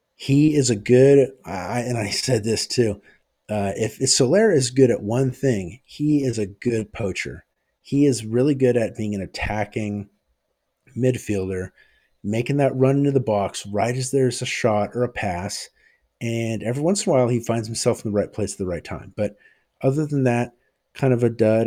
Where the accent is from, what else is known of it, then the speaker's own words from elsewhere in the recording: United States; I'm American